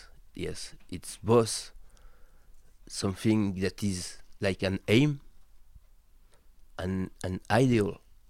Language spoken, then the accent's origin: English; Tours, Centre-Val de Loire, France; English is a second language; It means living in a small city, which is about 400,000 people, with a quite very historical environment